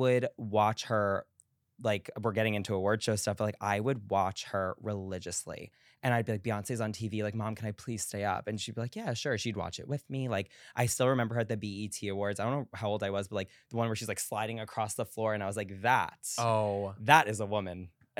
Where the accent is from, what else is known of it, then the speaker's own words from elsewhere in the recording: New York, United States; Well, for Long Island, I lived like middle of Long Island, so an hour to the Hamptons, hour to the city by train